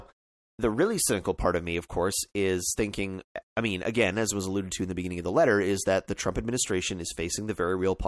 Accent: Canada; I'm a Canadian, I can't vote in the American elections

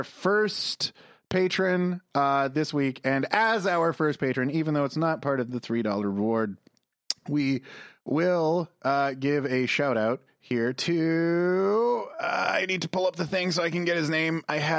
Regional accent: Calgary, Alberta, Canada; Because we're from Calgary and needs a cowboy hat.

